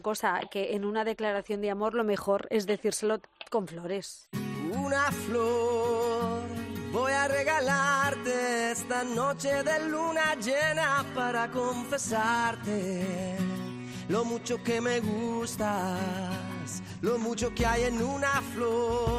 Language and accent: Spanish; Toledo, Castilla-La Mancha, Spain; en Toledo, ya tirando para mi tierra